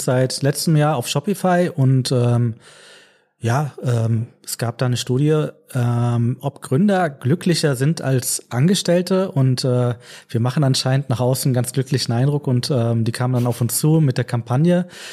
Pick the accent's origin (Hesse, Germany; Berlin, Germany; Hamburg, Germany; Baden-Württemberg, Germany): Hesse, Germany; Frankfurt; ich bin gebürtiger Frankfurter, also lebe mein ganzes Leben schon in Frankfurt, auch dem richtigen Frankfurt, Frankfurt am Main